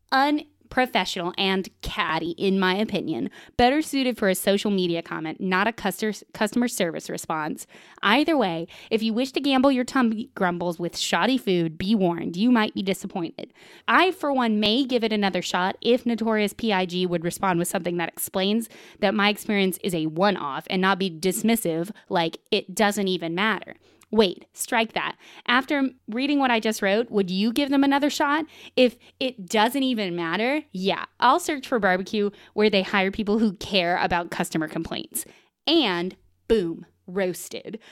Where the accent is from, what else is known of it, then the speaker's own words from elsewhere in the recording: the South, United States; moved away as an adult; now in Portland, United States; I'm also from the South